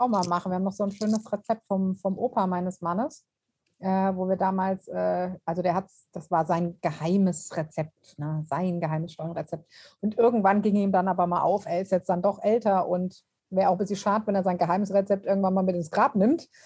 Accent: near Frankfurt, Hesse, Germany; ich komme ja aus Hessen und Frankfurt ist nicht weit

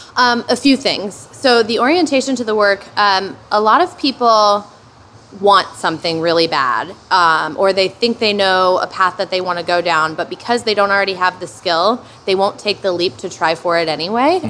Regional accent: Hamilton, Ohio, United States; Hamilton where I grew up, a sub a, like a not even a suburb of Cincinnati, a very small town between Dayton and Cincinnati, Ohio

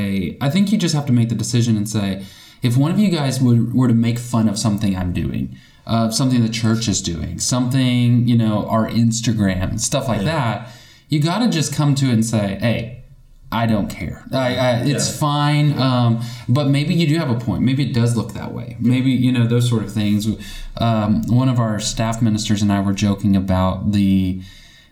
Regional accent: North Texas, United States; moved away as an adult; now in Conway, United States; we're from North Texas

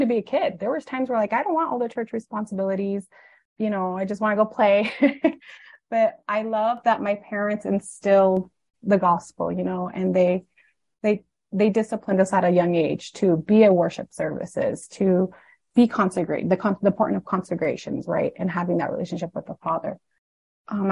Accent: Arizona, United States; also born or lived in Needles; And so I grew up in Arizona, mostly. Most of my life was in Arizona, but they were pastoring a church in Nevada.

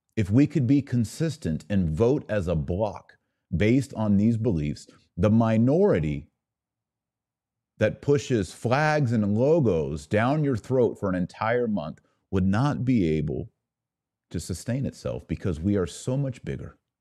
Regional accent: United States; as an American

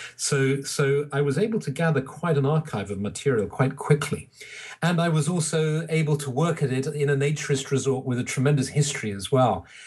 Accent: England, United Kingdom; I'm English

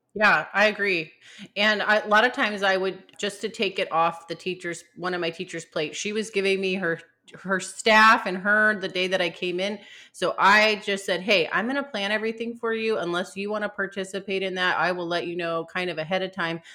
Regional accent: California, United States; I'm from California too

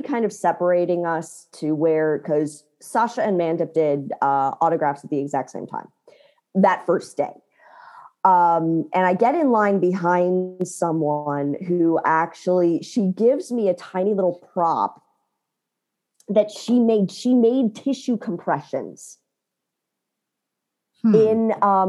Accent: Chicago, Illinois, United States; I'm actually from Chicago.

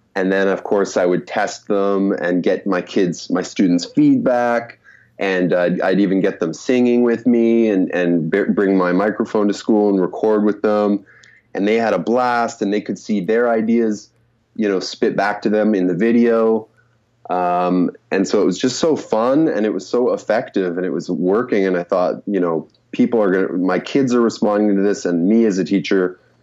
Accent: Canada; moved away as an adult; also born or lived in Korea; growing up in Canada because we have to learn French

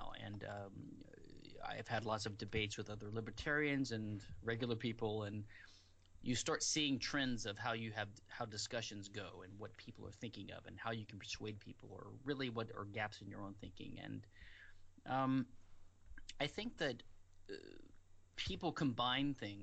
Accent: Louisiana, United States; now in Houston, United States; I'm from Louisiana originally in the U.S.

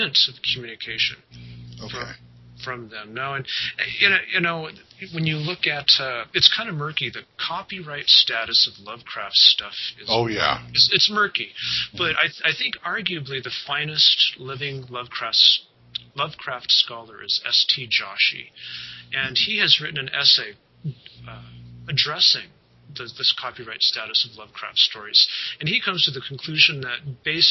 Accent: Colorado Mountains, United States; I grew up in the Colorado Mountains

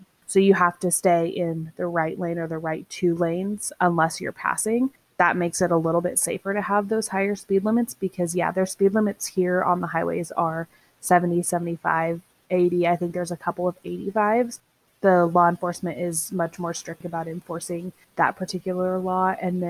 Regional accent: Northern California, United States; moved away as an adult; also born or lived in Northern Nevada / Los Angeles; now in Texas, United States; I grew up in Northern California, and I went to college in Northern Nevada.

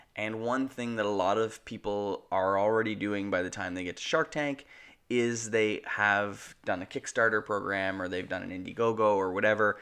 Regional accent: Canada; We're Canadian filmmakers

